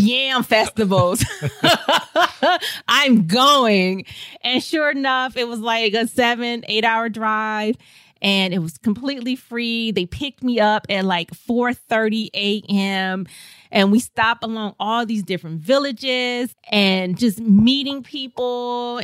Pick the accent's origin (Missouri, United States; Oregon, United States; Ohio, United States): Missouri, United States; St. Louis; moved away; I grew up in Saint Louis, Missouri, and I had a wonderful childhood